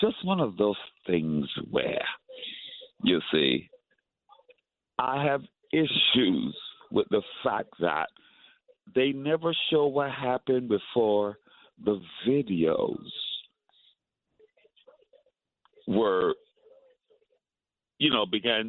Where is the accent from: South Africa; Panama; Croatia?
Panama; now in Brooklyn, United States; I'm Panamanian. I'm from Panama.